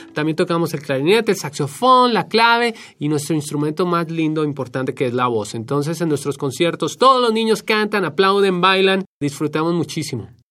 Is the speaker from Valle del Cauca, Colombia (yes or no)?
no; Bogotá, Colombia; now in Washington, D.C., United States; de Colombia nos fuimos al distrito de Columbia